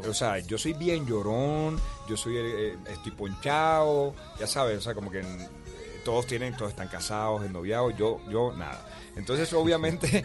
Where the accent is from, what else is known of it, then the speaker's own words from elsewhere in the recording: Colombian Caribbean coast, Caribbean Region, Colombia; soy costeño